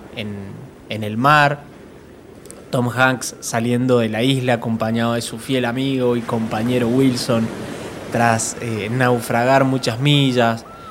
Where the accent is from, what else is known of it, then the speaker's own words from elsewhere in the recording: Mendoza, Argentina; La gente de Mendoza, de donde soy yo, es muy